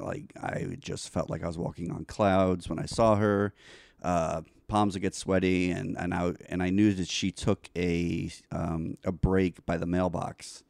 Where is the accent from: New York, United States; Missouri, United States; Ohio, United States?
New York, United States; New York City; moved away; also born or lived in Florida; I grew up in New York